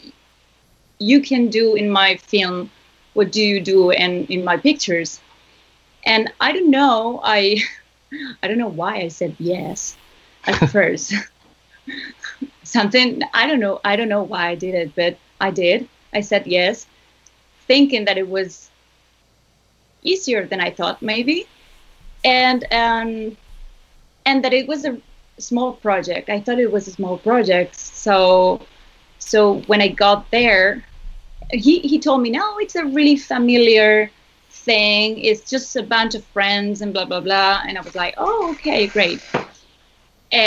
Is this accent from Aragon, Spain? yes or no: yes; Zaragoza, Aragon, Spain; Zaragoza, which is my hometown